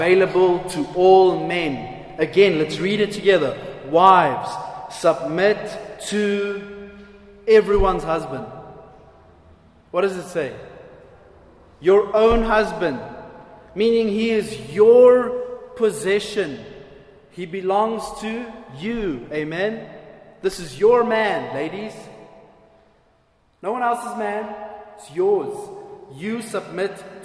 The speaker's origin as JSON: {"language": "English", "country": "South Africa", "said": "I'm just as South African as anyone else"}